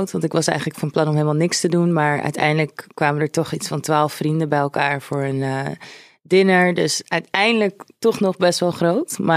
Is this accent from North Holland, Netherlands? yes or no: yes; Amsterdam, North Holland, Netherlands; born or raised there